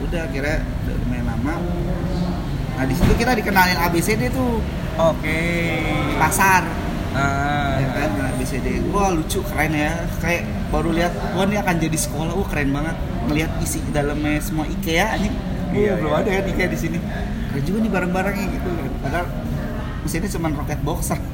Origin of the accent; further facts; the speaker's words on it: Bandung, West Java, Indonesia; now in Jakarta, Indonesia; sebenarnya gue baru ke Jakarta uh, tahun kemarin sih gue gede di Bandung